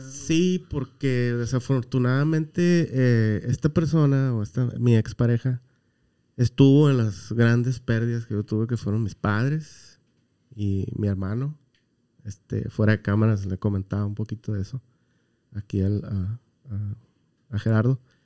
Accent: Baja California Sur, Mexico; moved away; por allá en mi tierra, que es Baja California

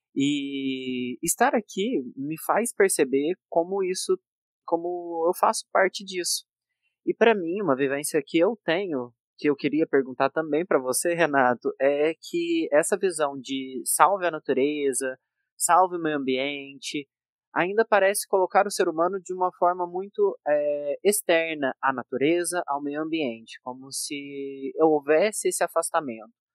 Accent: Minas Gerais, Brazil; eu nasci e cresci numa cidade pequena de Minas Gerais

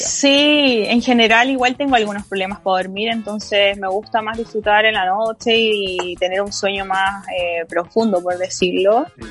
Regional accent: Chile; Somos todos compatriotas chilenos

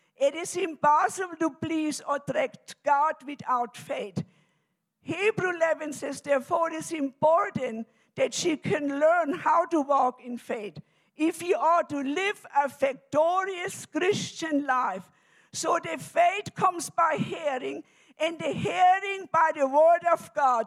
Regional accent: Germany; now in United States; I'm originally from Germany, and I came to America in 1969.

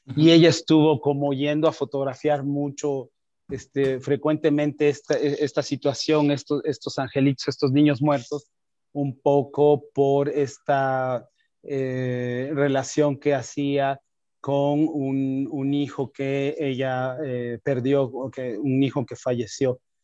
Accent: Oaxaca, Mexico; moved away as an adult; now in Mexico City, Mexico; soy oaxaqueño, vivo en Ciudad de México

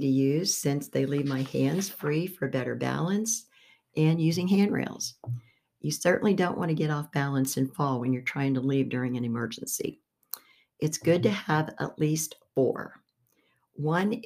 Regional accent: Beaver Falls, Pennsylvania, United States; I was born in Beaver Falls, Pennsylvania

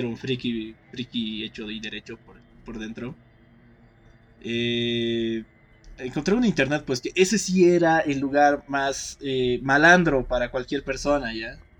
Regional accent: Torotoro, Potosí, Bolivia; now in La Paz, Bolivia; cuando he vuelto a mi pueblo, Toro Toro

